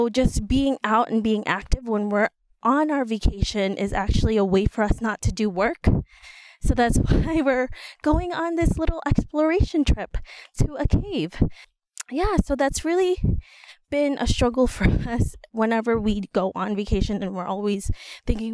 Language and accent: English; New York City, New York, United States; we're from New York City. We're from the Bronx